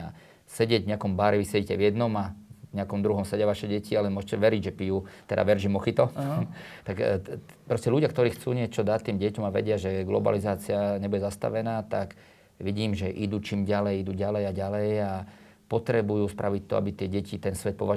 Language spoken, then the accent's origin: Slovak; Slovakia; Slovensko je prekrásna krajina, ja som hrdý Slovák, už ani nikde nechcem ísť.